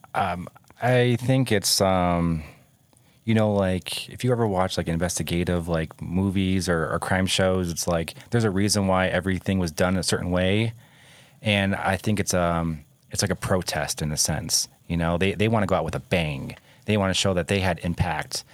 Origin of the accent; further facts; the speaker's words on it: Michigan, United States; moved away; also born or lived in Ohio; I grew up in Michigan